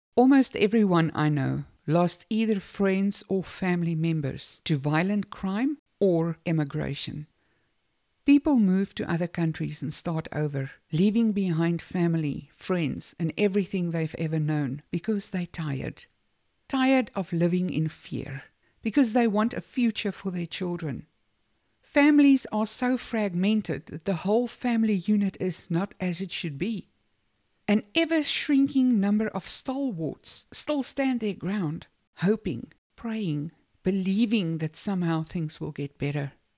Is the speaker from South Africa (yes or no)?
yes; South Africa; moved away; I, for one, was born in South Africa. I am South African, just like anyone else who was born there